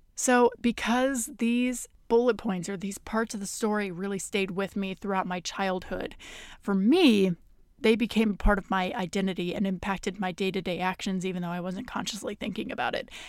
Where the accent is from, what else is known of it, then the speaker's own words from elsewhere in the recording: the middle of the United States, Midwest, United States; I am from the United States and I am from the middle of the United States in very conservative red countries